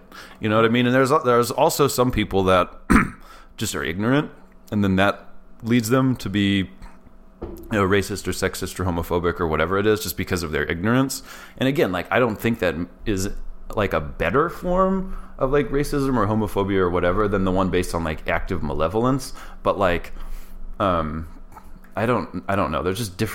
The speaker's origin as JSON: {"language": "English", "town": "Greeley", "region": "Colorado", "country": "United States", "tie": "born or raised there", "said": "I was born in Greeley, Colorado, which is northern Colorado"}